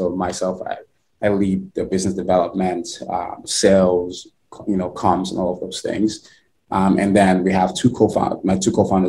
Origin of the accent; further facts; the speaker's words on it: Nigeria; now in United States; I am originally from Nigeria. Grew up in Nigeria. My early years and been in the US for over 10 years now.